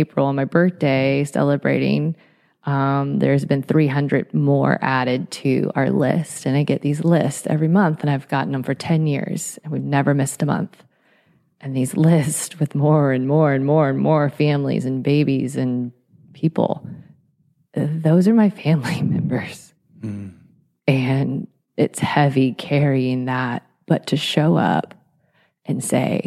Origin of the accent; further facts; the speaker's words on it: Atlanta, Georgia, United States; now in Los Angeles, United States; I'm not from Los Angeles originally. I'm from Atlanta, Georgia